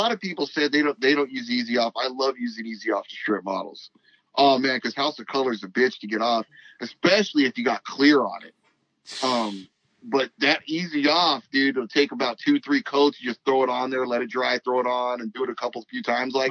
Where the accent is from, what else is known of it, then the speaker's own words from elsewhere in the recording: Los Angeles, California, United States; I was born in South Central, and my family's real religious, so they'd always take me to church on Sunday